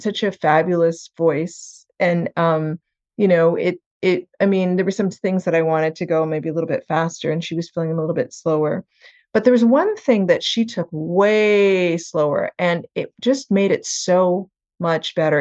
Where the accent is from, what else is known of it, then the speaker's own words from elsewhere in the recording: Western Canada, Canada; also born or lived in Jamaica; now in United States; I grew up in Western Canada in a little town where my dad, um, was a dentist